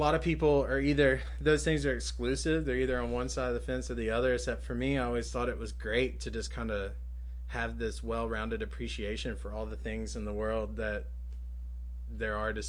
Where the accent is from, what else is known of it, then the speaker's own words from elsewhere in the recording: Greensboro, North Carolina, United States; I grew up out by the Pleasant Garden, Forest Oaks area.